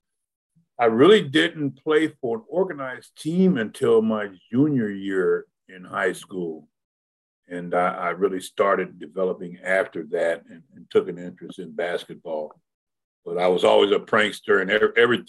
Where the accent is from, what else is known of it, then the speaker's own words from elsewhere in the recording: Middletown, Ohio, United States; moved away as an adult; also born or lived in California; I was born and raised in Middletown, Ohio.